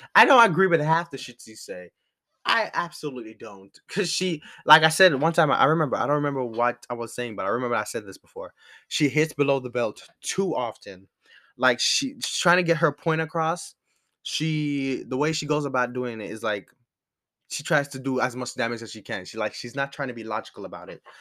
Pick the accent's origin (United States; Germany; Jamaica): Jamaica; as a Jamaican, coming from the island